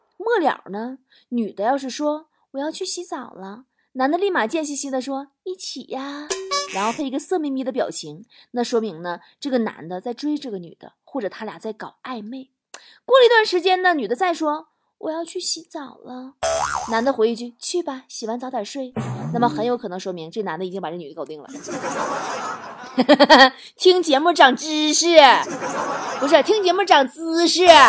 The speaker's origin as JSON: {"language": "Chinese", "area": "Horqin Grassland", "region": "Inner Mongolia", "country": "China", "tie": "born or raised there", "said": "来自我的家乡内蒙古科尔沁草原的牛肉干儿"}